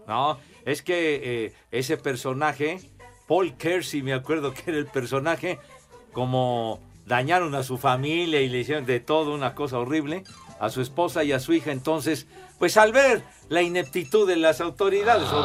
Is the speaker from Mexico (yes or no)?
yes; Iztapalapa, Mexico City, Mexico; mi gente iztapalapense